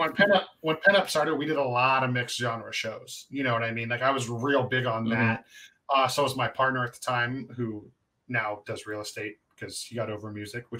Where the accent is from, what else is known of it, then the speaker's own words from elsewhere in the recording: West Coast, United States; because I grew up in the West Coast metalcore scene